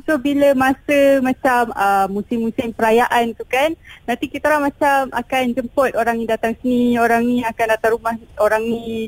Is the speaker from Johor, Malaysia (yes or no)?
yes; Johor, Malaysia; saya daripada ah, Johor